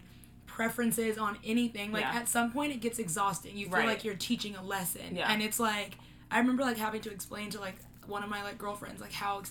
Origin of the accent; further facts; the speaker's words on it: Los Angeles, California, United States; I'm from Los Angeles